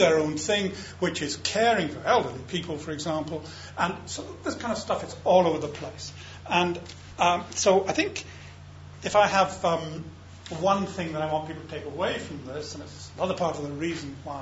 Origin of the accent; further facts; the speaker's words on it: Scotland, United Kingdom; I'm a Scot